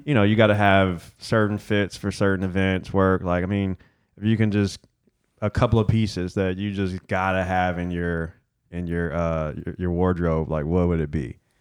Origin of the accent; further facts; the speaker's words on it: Detroit, Michigan, United States; growing up in Detroit